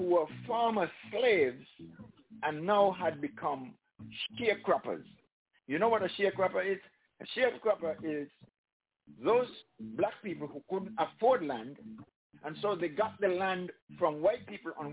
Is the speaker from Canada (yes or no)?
no; St. Kitts & Nevis; St. Kitts and Nevis, my home country